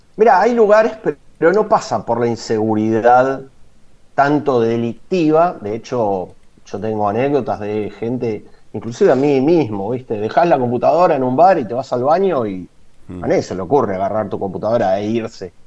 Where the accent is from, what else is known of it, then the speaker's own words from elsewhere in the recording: La Plata, Buenos Aires Province, Argentina; moved away as an adult; now in Rishon LeZion, Israel; yo me fui de La Plata a Buenos Aires hace unos 20 años